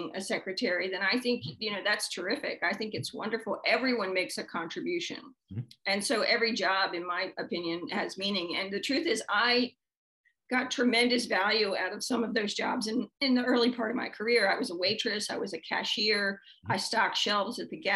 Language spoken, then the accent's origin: English; Baltimore, Maryland, United States; I was born and raised in Baltimore City